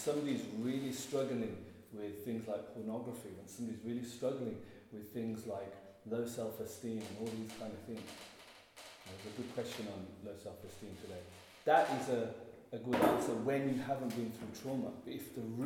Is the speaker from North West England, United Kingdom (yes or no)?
no; Birmingham, West Midlands, United Kingdom; I'm from Birmingham